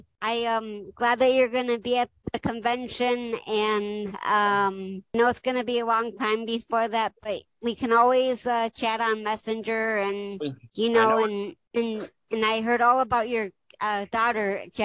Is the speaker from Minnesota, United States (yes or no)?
yes; Minnesota, United States; I'm from Minnesota